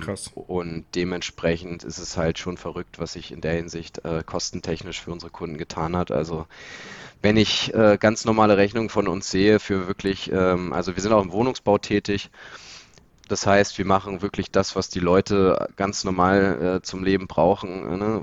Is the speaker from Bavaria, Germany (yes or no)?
no; Lower Saxony, Germany; bei uns in der Region, wir kommen hier aus Niedersachsen